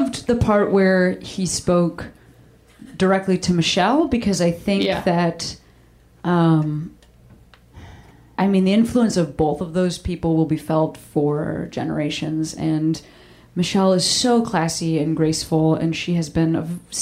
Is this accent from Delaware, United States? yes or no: no; Chicago, Illinois, United States; moved away; I'm from Chicago